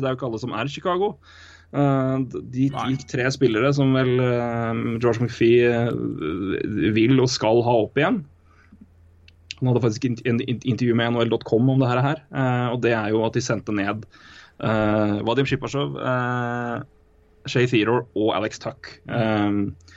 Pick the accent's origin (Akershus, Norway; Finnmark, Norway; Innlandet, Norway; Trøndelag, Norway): Innlandet, Norway; Elverum; accent: thick L; Jeg er fortsatt fra Elverum. Tjukk L er fint.